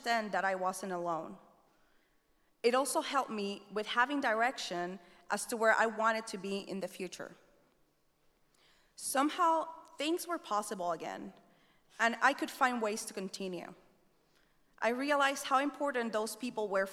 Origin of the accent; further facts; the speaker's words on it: Puerto Rico; moved away as an adult; my experience growing up in Puerto Rico